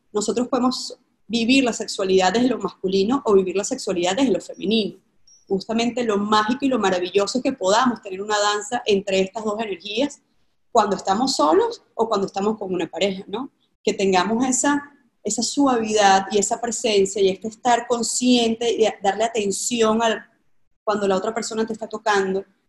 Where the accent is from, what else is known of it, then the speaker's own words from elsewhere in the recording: Caracas, Capital District, Venezuela; yo vengo de Caracas, Venezuela, de una familia tradicional